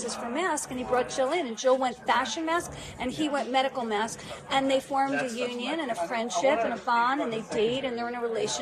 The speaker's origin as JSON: {"language": "English", "region": "New Jersey", "country": "United States", "said": "I'm from Jersey"}